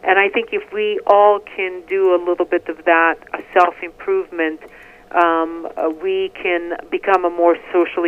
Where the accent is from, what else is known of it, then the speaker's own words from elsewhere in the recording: Bihac, Federation of Bosnia and Herzegovina, Bosnia & Herzegovina; moved away as an adult; now in United States; My hometown of Bihac was a diverse city, and I was a teen